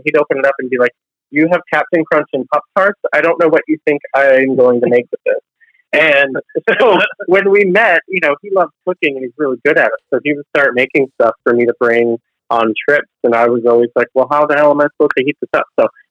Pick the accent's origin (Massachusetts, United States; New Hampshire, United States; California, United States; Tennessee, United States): Massachusetts, United States; Boston; I'm from Boston